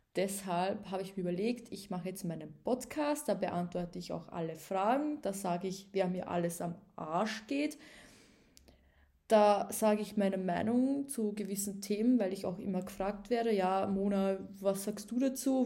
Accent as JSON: {"language": "German", "region": "Upper Austria", "country": "Austria", "moved": "as an adult", "lives_now": "Vienna, Austria", "said": "Ich bin nämlich ein richtiges Landei. Ich komme ja ursprünglich aus Oberösterreich."}